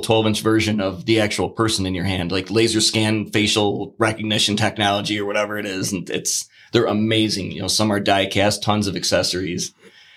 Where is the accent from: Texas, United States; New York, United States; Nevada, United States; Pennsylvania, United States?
New York, United States; Batavia; I'm Batavia created, born, bred